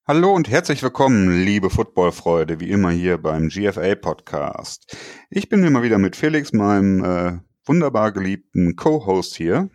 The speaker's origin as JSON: {"language": "German", "country": "Germany", "said": "bei uns in Deutschland"}